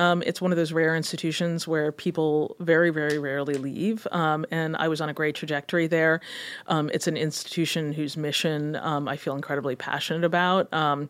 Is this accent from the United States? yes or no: no; Kenya; also born or lived in Ghana; You know, I grew up in Kenya and in Ghana in a very kind of information starved environment where we had very, very few sources of news.